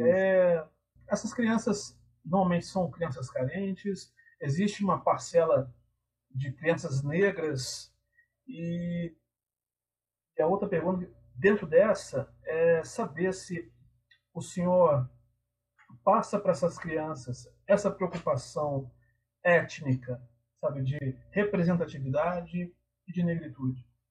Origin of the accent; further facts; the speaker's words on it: Tiradentes, Minas Gerais, Brazil; moved away as an adult; now in São João del-Rei, Brazil; eu sou de, eu tô morando em São João do Rei, mas eu sou de Tiradentes